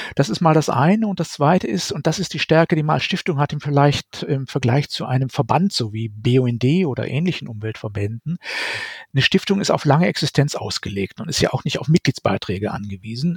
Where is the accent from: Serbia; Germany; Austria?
Germany; bei uns in Deutschland